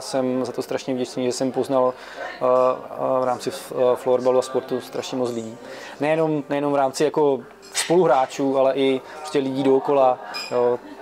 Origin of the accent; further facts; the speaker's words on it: Halenkovice, Zlín Region, Czechia; now in Brno, Czech Republic; my jsme původem ze Zlína, a, a vlastně z, z, z Halenkovic, to je u, u, u Zlína kousek u Napajedel